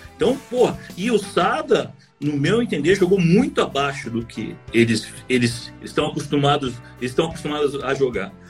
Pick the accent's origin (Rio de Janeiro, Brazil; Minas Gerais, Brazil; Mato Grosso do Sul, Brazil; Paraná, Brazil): Paraná, Brazil; Curitiba; Eu sou de Curitiba